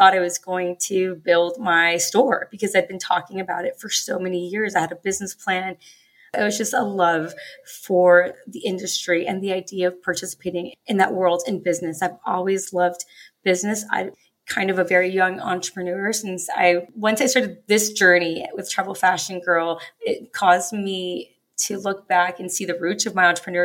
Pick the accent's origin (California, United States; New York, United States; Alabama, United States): California, United States; Los Angeles; growing up in Los Angeles